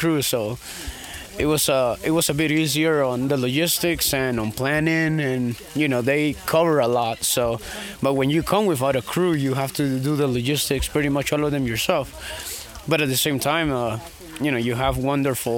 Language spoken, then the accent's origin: English; Guatemala; now in Florida, United States; I'm from Guatemala, but I live in Florida.